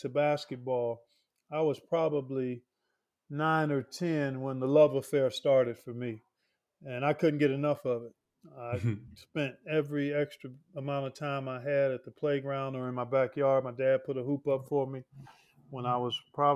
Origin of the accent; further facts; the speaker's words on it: Cleveland, Ohio, United States; growing up in Cleveland.